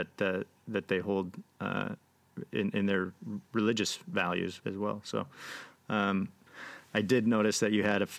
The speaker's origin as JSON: {"language": "English", "town": "Grand Rapids", "region": "Michigan", "country": "United States", "tie": "born or raised there", "also_born_or_lived": "Colorado", "said": "I grew up here in Grand Rapids, Michigan, but my wife and I lived in Colorado for a short bit"}